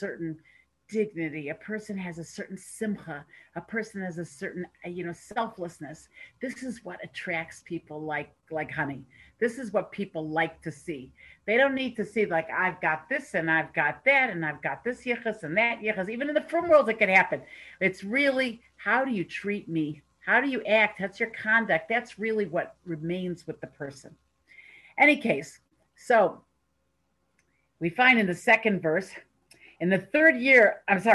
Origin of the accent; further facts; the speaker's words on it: United States; now in Toronto, Canada; I'm living here in Toronto, but I am an American